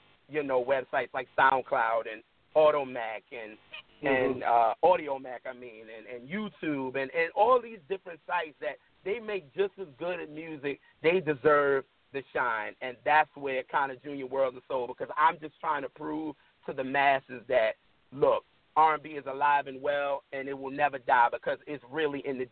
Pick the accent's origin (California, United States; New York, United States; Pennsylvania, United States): New York, United States; New York City; now in Baltimore, United States; I'm from Brooklyn.